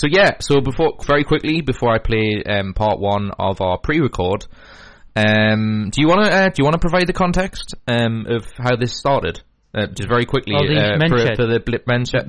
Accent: Geordie, North East England, United Kingdom; accent: Geordie; I felt like I was being shameful for my Geordiness

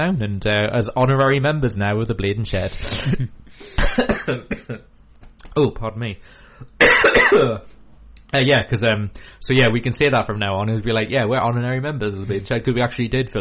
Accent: Geordie, North East England, United Kingdom; accent: Geordie; I've sold my Geordie roots now, that I feel that I'm full Geordie

